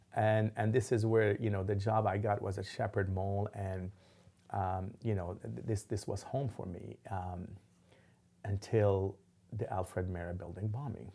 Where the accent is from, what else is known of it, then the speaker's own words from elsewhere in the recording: Lebanon; also born or lived in Dallas; now in Oklahoma City, United States; growing up in Lebanon, there was explosions